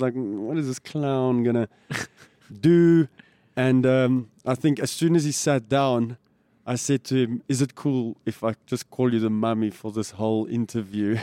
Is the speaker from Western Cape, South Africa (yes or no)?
no; Pretoria, Gauteng, South Africa; And it was a cool place to grow up.